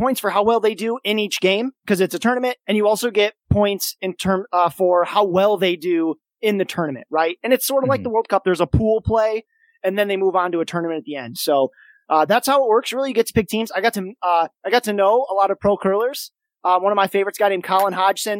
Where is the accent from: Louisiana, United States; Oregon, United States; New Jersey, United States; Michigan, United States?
Michigan, United States; Kalamazoo; My hometown of Kalamazoo, Michigan